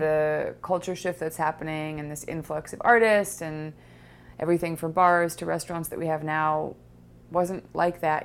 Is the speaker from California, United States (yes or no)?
yes; Los Angeles, California, United States; I grew up in Los Angeles in Laurel Canyon